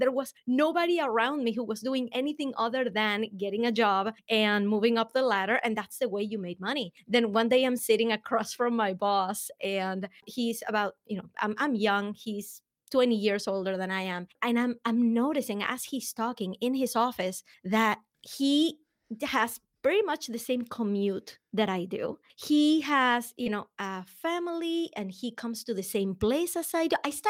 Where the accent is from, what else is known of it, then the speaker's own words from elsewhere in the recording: Venezuela; accent: Venezuelan; English is a second language; I am actually from Venezuela. So before you spend the rest of the hour trying to figure out where the accent is coming from, it is Venezuelan.